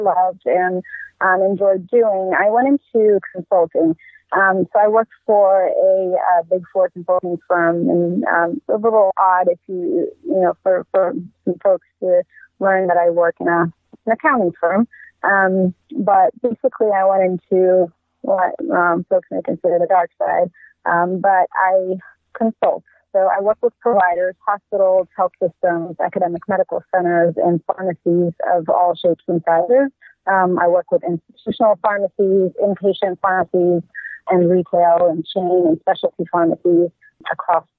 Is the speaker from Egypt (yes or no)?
yes; Egypt; moved away as an adult; now in Irvine, United States; I'm from Egypt originally.